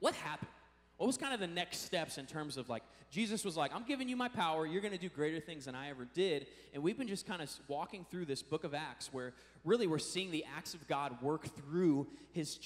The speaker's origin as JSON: {"language": "English", "town": "Seattle", "region": "Washington", "country": "United States", "said": "I'm from Seattle"}